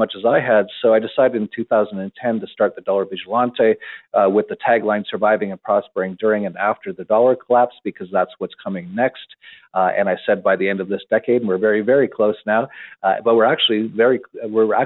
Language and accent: English; Canada; I was born in Canada and I actually had an internet company in Canada in the 1990s